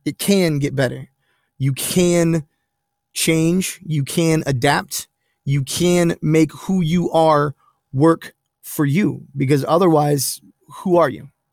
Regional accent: Pine Hills, Florida, United States; I'm from Pine Hills and I've got Geneva family members. I got swamp people in my blood

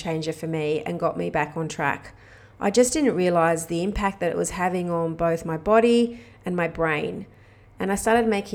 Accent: Australia; moved away as an adult; I've been living overseas as an Aussie expat

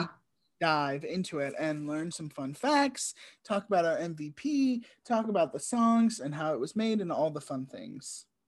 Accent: Richmond, United States; a theater company in where we grew up in Richmond

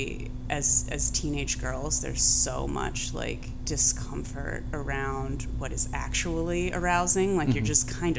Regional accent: Columbus, Ohio, United States; moved away; growing up in Columbus, Ohio

